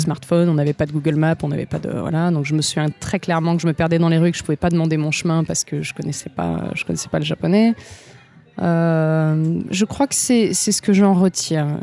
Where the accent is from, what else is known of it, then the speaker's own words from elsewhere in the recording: Marseille, Provence-Alpes-Côte d'Azur, France; moved away as an adult; also born or lived in Var; now in Japan; je viens de Marseille, mais je viens un peu de autour de Marseille. J'ai fait la moitié de mes études à Marseille, l'autre moitié à Aix-en-Provence